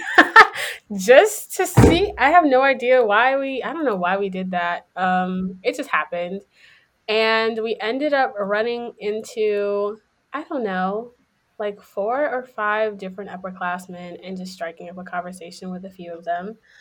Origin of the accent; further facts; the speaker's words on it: Houston, Texas, United States; moved away; from Houston, Texas